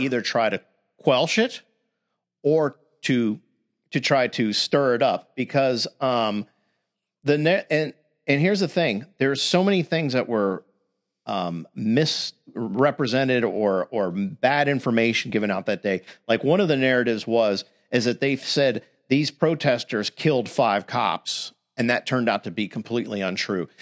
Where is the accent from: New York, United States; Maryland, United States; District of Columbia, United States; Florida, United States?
Florida, United States; born or raised there